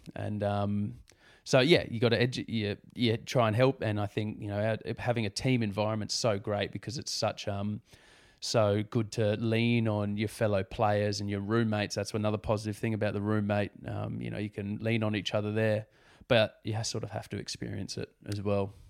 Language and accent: English; Sydney, New South Wales, Australia; growing up on the Northern Beaches is a pretty nice place to grow up.